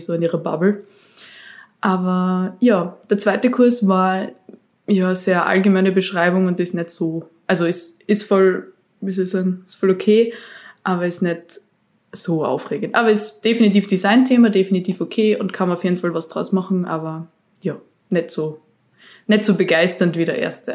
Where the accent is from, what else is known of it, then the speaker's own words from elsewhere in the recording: Austria; bei uns in Österreich